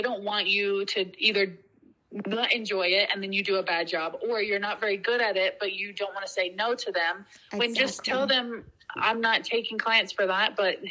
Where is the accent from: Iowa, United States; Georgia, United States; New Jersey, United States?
Georgia, United States; the people that I grew up with and know from growing up in Georgia